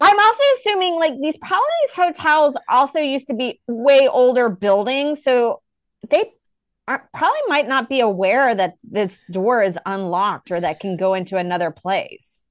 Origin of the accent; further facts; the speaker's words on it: Texas, United States; now in New York, United States; I'm from Texas